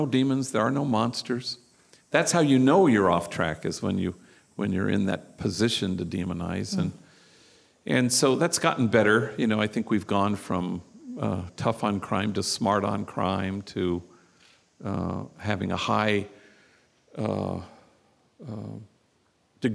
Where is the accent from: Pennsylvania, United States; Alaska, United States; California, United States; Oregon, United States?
California, United States; Los Angeles; I come from Hollywood